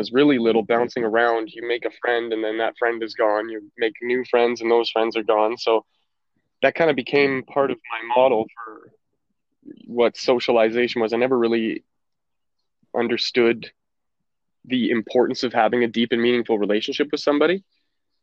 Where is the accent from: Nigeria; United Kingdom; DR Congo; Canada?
Canada; Alberta; also born or lived in Calgary, Alberta / Chestermere, Alberta; I was born in Calgary, Alberta. I spent a little bit of my very young life in the city